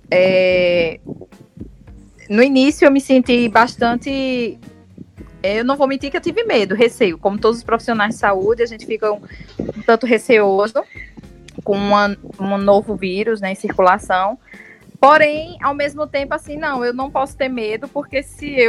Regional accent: Campina Grande, Paraíba, Brazil; eu sou daqui de Campina Grande, da Paraíba, mas eu trabalho em Recife, né, no Pernambuco.

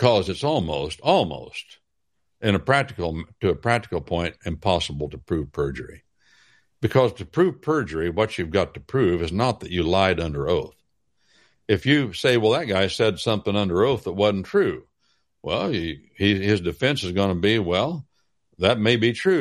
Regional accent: Wabash Valley, United States; I'm from the Wabash Valley

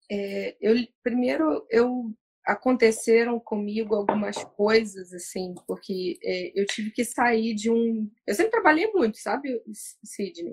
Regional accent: Valença, Rio de Janeiro, Brazil; moved away as an adult; now in Rio de Janeiro, Brazil; me formei em Valença, minha cidade natal, cidade que eu tenho muito orgulho de. Eu brinco que eu sou nascida, criada e estudada lá

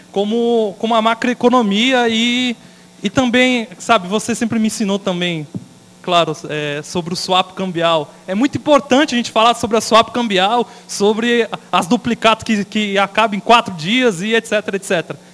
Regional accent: Paulista, São Paulo, Brazil; minha mãe ela veio de Mombaça, né? Nas lajes de Mombaça. Né? E ela não conseguiu fazer o pé de meia, então ela ficou e sou paulista.

